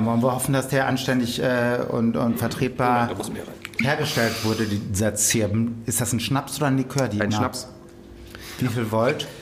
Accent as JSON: {"language": "German", "area": "Münsterland", "region": "North Rhine-Westphalia", "country": "Germany", "tie": "born or raised there", "said": "das ist im Münsterland, also meiner Heimat"}